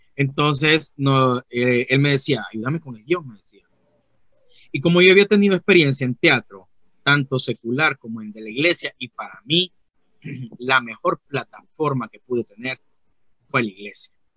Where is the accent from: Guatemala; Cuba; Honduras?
Honduras; now in Tegucigalpa, Honduras; yo soy de Honduras